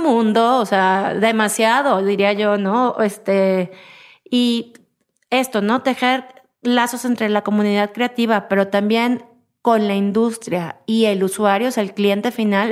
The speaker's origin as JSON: {"language": "Spanish", "country": "Mexico", "said": "quiénes somos los mexicanos"}